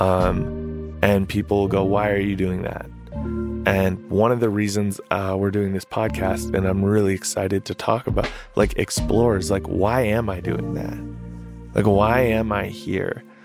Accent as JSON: {"language": "English", "town": "Minneapolis", "region": "Minnesota", "country": "United States", "said": "I'm from South Minneapolis"}